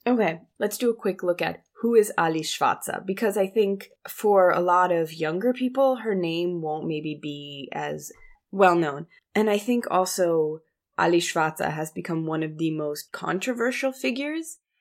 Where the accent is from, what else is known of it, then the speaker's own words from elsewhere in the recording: Germany; growing up in Germany